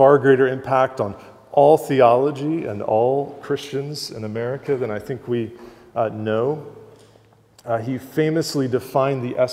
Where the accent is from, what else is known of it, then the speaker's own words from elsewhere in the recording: Georgia, United States; I grew up in Georgia. It's part of the Bible Belt